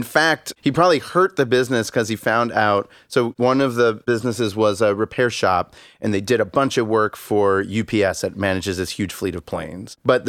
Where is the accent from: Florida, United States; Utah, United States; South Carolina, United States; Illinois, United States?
Florida, United States; Miami; moved away; I grew up in the Seattle of Florida, Miami.